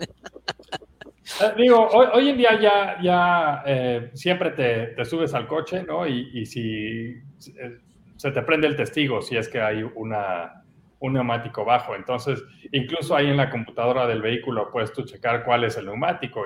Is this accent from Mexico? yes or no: yes; Mexico; Estás hablando con un par de mexicanos y entonces nosotros como mexicanos estamos muy acostumbrados